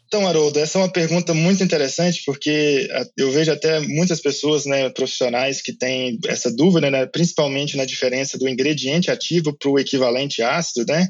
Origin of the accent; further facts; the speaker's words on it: Minas Gerais, Brazil; moved away as an adult; also born or lived in Lincoln, Nebraska, United States / Madison, Wisconsin, United States / São Paulo; Eu sou de Minas Gerais